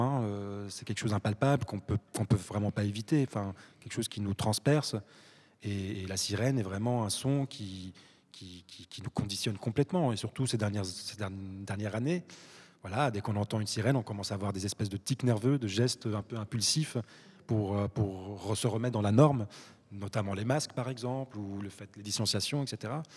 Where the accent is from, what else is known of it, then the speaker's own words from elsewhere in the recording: France; moved away as an adult; also born or lived in Morocco; now in Brussels, Belgium; je suis né au Maroc, je suis allé très très jeune en France où j'ai fait mes études, j'ai grandi